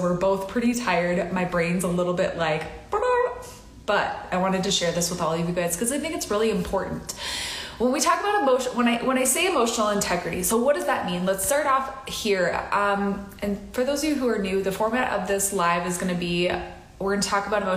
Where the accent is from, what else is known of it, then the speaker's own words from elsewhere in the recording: Midwest, United States; I grew up in the Midwest